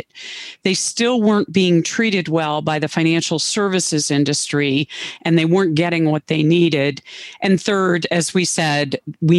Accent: Cleveland, Ohio, United States; moved away as an adult; I moved back to Cleveland, my hometown

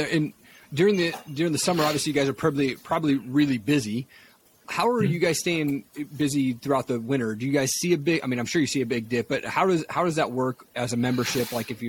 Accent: Stevensville, Montana, United States; moved away; I grew up in Stevensville, Montana, actually. So I lived there for a couple of years

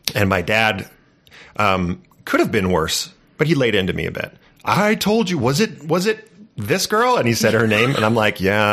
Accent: California, United States; I grew up in California

